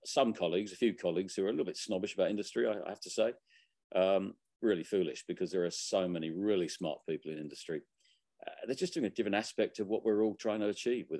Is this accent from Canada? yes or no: no; Barnet, London, United Kingdom; now in Melbourne, Australia; I was born in Barnet in North London.